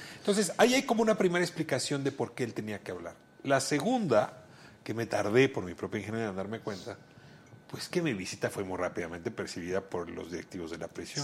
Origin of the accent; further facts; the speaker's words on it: Mexico City, Mexico; yo nací en Amiscuac